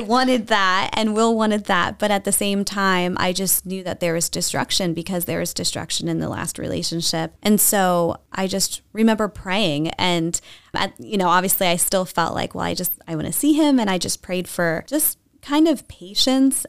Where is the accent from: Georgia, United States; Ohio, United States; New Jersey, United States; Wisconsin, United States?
New Jersey, United States; moved away as an adult; now in Lancaster County, United States; I was raised in, in South Jersey